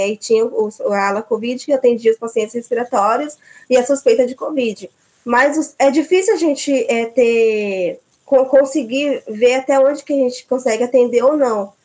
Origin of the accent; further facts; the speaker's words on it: Mato Grosso do Sul, Brazil; moved away as an adult; also born or lived in São Carlos; eu sou do Mato Grosso do Sul